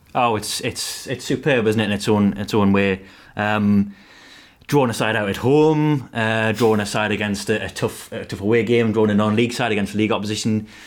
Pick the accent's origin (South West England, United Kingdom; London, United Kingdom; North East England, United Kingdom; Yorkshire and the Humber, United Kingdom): North East England, United Kingdom; Northumberland; I'm from Northumberland